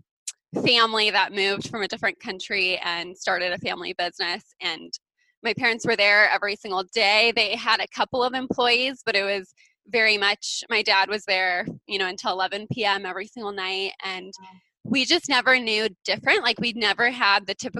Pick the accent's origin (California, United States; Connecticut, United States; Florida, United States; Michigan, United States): California, United States; Poway; we grew up in Royal Pizza. It was like a pizza place in Poway, California